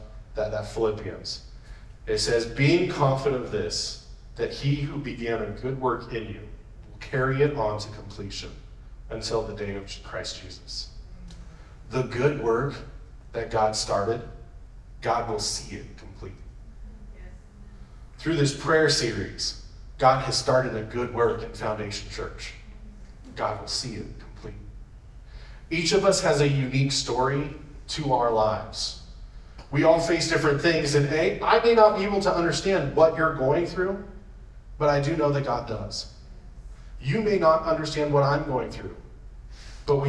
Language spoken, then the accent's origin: English; Yakima, Washington, United States; also born or lived in Spokane; I'm from Yakima